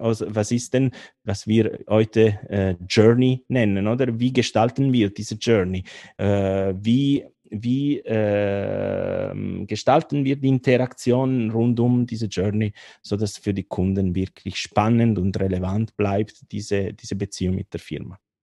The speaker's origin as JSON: {"language": "German", "town": "Turin", "region": "Piedmont", "country": "Italy", "second_language": "German", "moved": "as an adult", "lives_now": "Bern, Switzerland", "said": "aus Torino in Italien, aber ich bin schon, schon lange in der Schweiz"}